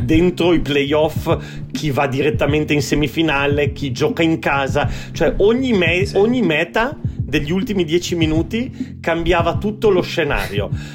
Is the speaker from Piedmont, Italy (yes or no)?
yes; Turin, Piedmont, Italy; io sono torinese di nascita